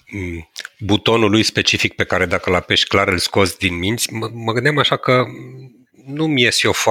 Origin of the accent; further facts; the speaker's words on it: Transylvania, Romania; eu sunt ardelean